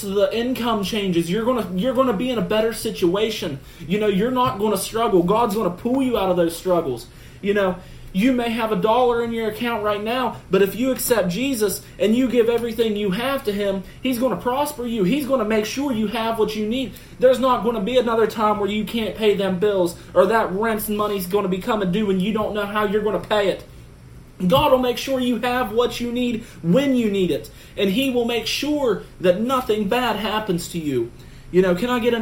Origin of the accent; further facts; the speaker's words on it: Preston County, West Virginia, United States; my hometown in Preston County